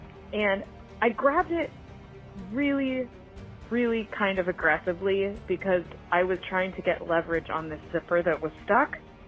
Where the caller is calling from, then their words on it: Clayton, California, United States; I am calling from Clayton, California